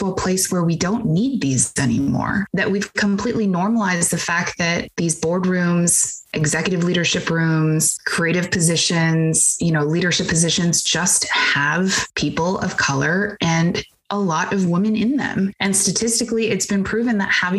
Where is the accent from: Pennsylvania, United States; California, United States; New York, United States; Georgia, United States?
California, United States; Bay Area; I grew up in the Bay Area